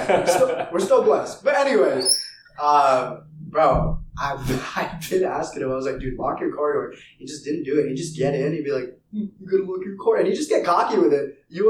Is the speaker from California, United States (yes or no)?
yes; California, United States; We've all been from California. Yeah, we've all been born and raised in California, just different parts.